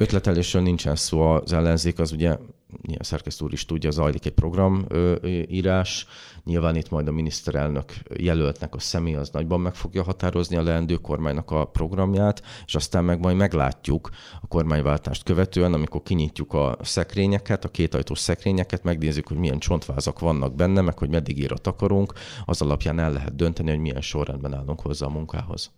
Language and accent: Hungarian; Békés, Hungary; ott az én szülőföldemen